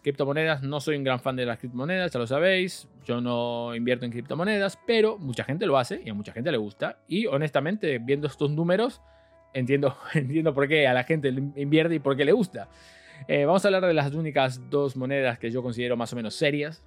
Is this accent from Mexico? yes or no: no; Argentina; soy argentino